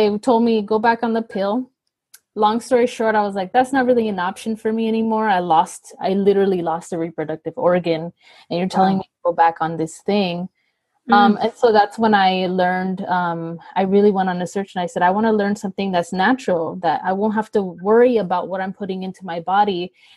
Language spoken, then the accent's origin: English; Los Angeles, California, United States; I am from Los Angeles, born and raised here